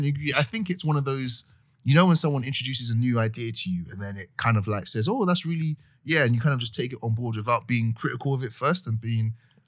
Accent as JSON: {"language": "English", "country": "Nigeria", "said": "Any term that isn't like black or doesn't describe my ethnicity as a Nigerian man, that people try to box me and I don't like it."}